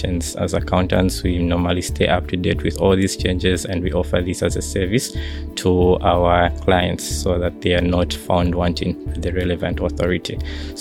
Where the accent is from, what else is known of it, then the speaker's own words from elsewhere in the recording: Lusaka, Lusaka Province, Zambia; I come from Lusaka, Zambia